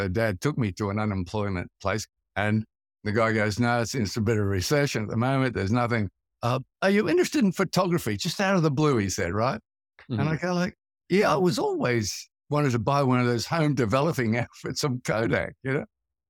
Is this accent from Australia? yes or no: yes; Brisbane, Queensland, Australia; moved away; also born or lived in Sydney; I come from Brisbane, which is it's like one of the northern states. It's like going south in America.